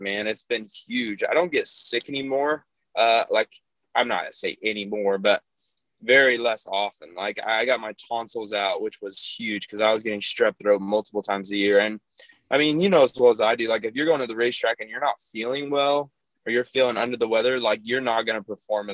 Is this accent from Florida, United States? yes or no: no; California, United States; growing up in California